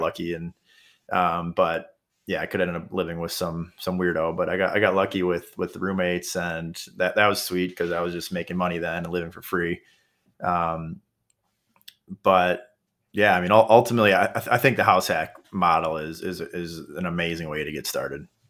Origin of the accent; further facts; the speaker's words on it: Kenosha, Wisconsin, United States; now in Milwaukee, United States; my hometown, which is Kenosha, Wisconsin